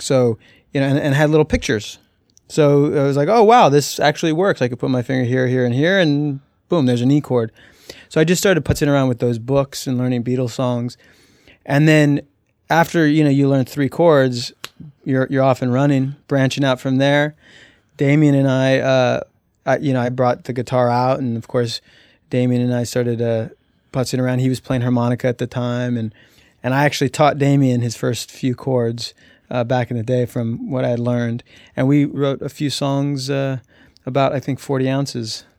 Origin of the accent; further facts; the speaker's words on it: Albuquerque, New Mexico, United States; I was born in Albuquerque, and my earliest memories were New Mexico.